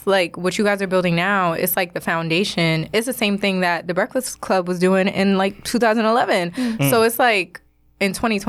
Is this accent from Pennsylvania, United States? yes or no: no; Middle Island, New York, United States; also born or lived in Queens, New York; I grew up in Long Island, yes.